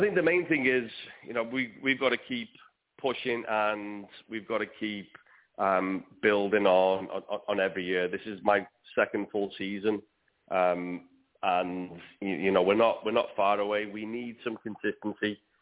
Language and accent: English; Wales, United Kingdom; I'm definitely Welsh